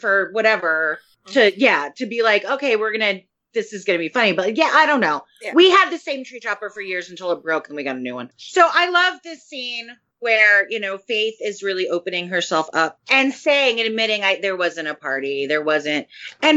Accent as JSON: {"language": "English", "town": "Albuquerque", "region": "New Mexico", "country": "United States", "said": "I am from Albuquerque"}